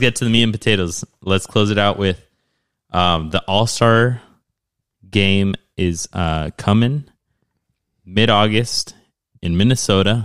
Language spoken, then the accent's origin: English; Mexico; moved away; the country that I'm from